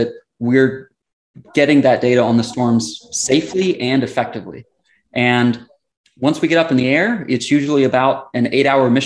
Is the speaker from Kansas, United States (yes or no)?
no; Southern West Virginia, United States; moved away as an adult; now in Florida, United States; So I grew up in Southern West Virginia, mountains